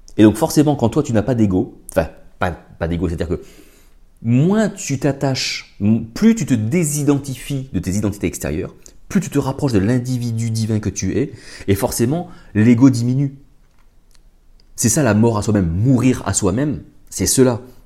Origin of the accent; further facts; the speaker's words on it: France; chez nous en France